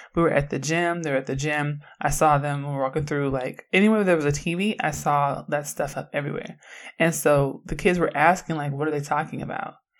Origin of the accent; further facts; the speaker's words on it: Oakland, California, United States; I'm from Oakland